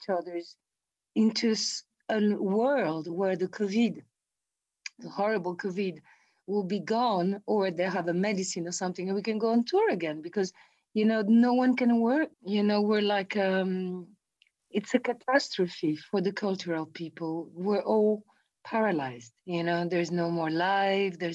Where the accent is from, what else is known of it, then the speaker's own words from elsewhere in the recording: Italy; Italian people and Brazilian people, we're